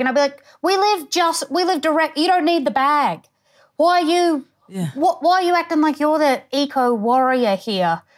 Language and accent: English; Townsville, Queensland, Australia; also born or lived in Tully, Queensland / Innisfail, Queensland; I'm from Townsville, which is it's sort of like I think oh. now about two hundred thousand. It's not that small, yeah. but um, I'm from out sort of like on the edge of it, Blue Water.